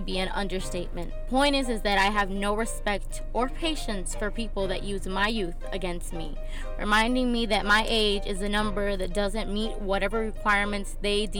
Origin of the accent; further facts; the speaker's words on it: Miami, Florida, United States; moved away as an adult; now in Texas, United States; I'm actually not from Texas. I'm originally from Miami.